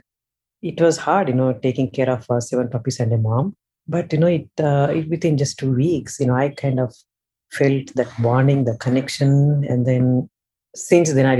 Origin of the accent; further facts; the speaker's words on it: India; moved away as an adult; now in United States; I am born and raised in India